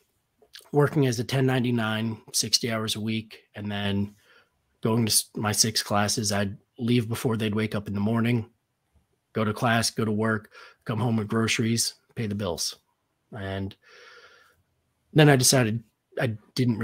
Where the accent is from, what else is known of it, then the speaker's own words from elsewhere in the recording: Connecticut, United States; In my hometown, we have, it's a company called Levine's Automotive. They have like 20 locations in Connecticut.